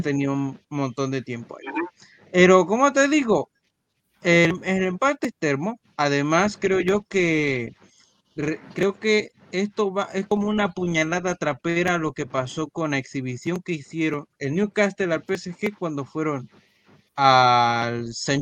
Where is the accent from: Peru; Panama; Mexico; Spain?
Panama; aquí las familias panameñas tenemos hijos